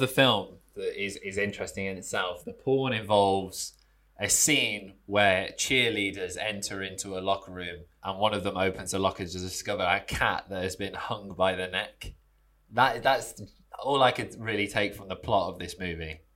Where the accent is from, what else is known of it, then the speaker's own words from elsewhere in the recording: United Kingdom; I'm from the Midlands.